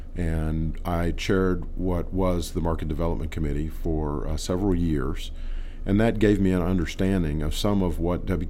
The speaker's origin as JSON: {"language": "English", "region": "Texas", "country": "United States", "said": "I'm from Texas. I live down on the border."}